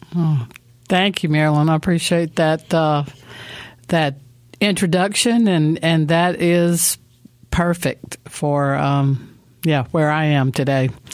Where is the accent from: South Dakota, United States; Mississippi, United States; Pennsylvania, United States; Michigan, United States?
Mississippi, United States; moved away; also born or lived in Asheville, North Carolina; I was born in Mississippi